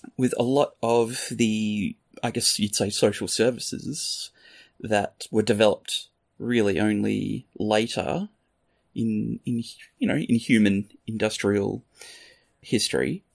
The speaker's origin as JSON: {"language": "English", "country": "Australia", "moved": "yes", "said": "I'm Australian."}